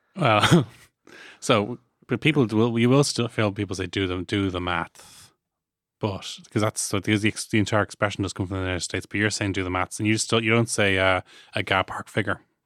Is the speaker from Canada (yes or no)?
no; Ireland; ourselves as Irish people